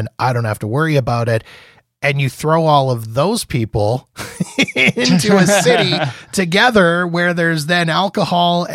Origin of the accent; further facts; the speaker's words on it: Canada; as a Canadian